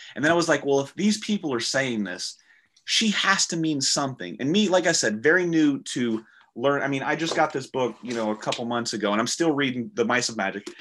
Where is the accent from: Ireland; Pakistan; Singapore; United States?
United States; the South; I'm from the South and this is what we do. We sit in a rocking chair, we sip sweet tea